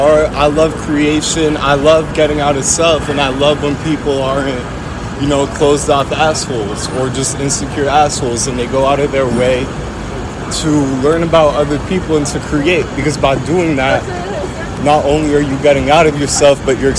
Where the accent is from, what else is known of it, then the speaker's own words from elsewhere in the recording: New York City, New York, United States; I'm from 96th Street. I was adopted at birth. My parents are French and Jewish, so I went to a French school growing up.